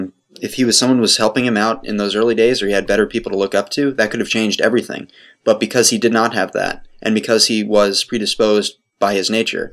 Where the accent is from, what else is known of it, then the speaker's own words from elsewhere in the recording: United States; I'm an American and I grow up with certain influences